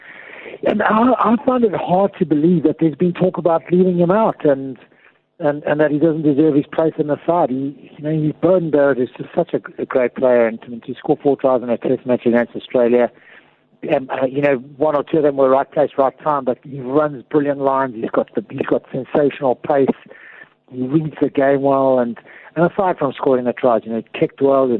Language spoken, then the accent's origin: English; South Africa; as a South African.